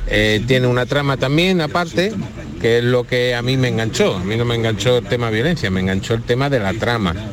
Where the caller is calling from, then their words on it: Málaga, Andalusia, Spain; Buenos días, Jesús y compañía. … de Málaga.